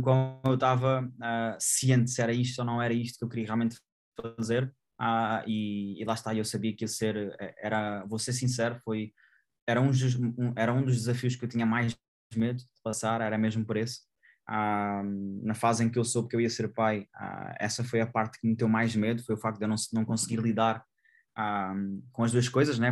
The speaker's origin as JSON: {"language": "Portuguese", "country": "Portugal", "tie": "born or raised there", "said": "eu sou grato ao local onde eu nasci, ao, país onde eu resido"}